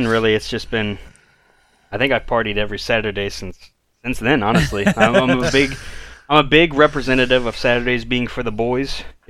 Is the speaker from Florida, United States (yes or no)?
no; St. Louis, Missouri, United States; growing up in Missouri in general, like there is not a whole lot of breweries.